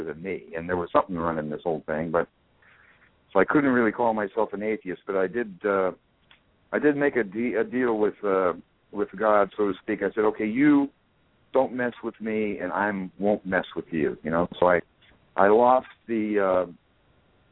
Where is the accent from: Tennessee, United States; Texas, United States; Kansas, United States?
Kansas, United States; Wichita; at 3.5 back in Wichita, Kansas in 1940